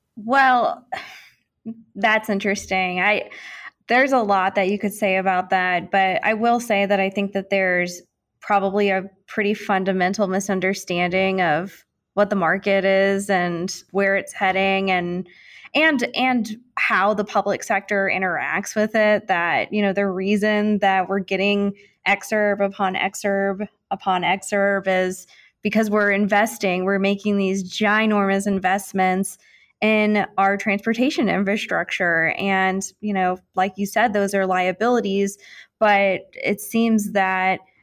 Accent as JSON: {"language": "English", "town": "St. Louis", "region": "Missouri", "country": "United States", "moved": "yes", "said": "I'm from St. Louis. I travel home a lot."}